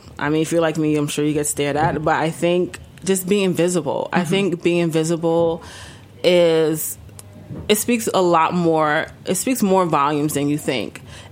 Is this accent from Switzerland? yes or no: no; Ghana; as a West African, as a Ghanaian.